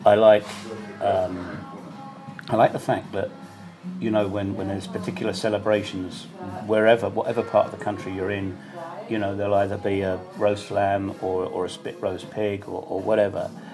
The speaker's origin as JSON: {"language": "English", "country": "United Kingdom", "moved": "as an adult", "lives_now": "Banja Luka, Bosnia and Herzegovina", "said": "as a Brit"}